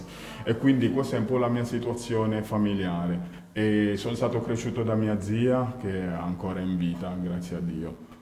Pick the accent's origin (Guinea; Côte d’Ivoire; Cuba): Guinea; now in Turin, Italy; io sono appunto nato in Guinea nell'89 e all'età di 8 anni ho perso prima mio padre e poi già ero trasferito qua a, Torino